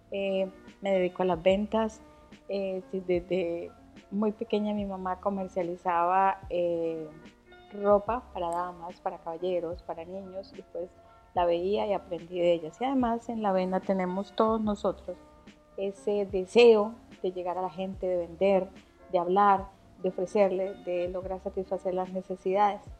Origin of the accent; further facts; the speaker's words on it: Venezuela; moved away as an adult; hubo un cambio, me vine de Venezuela, ahora qué hago